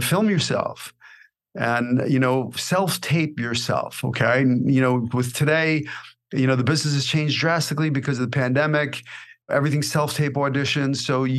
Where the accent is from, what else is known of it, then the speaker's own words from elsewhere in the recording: New York City, New York, United States; accent: New York; moved away as an adult; also born or lived in Los Angeles; I came out to Hollywood at 18 with 200 bucks in my pocket and one-way ticket, right off the streets of Brooklyn.